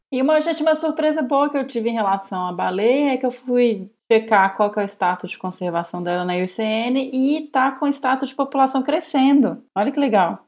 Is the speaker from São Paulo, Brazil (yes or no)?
no; Minas Gerais, Brazil; eu sou mineira